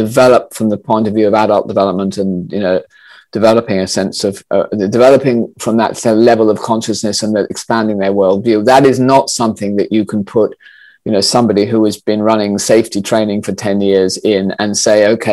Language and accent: English; Australia; I grew up in Australia